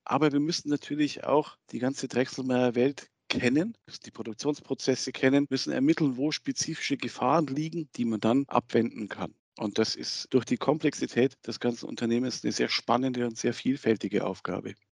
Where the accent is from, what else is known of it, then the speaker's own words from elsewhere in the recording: Munich, Bavaria, Germany; moved away; in meiner Heimat München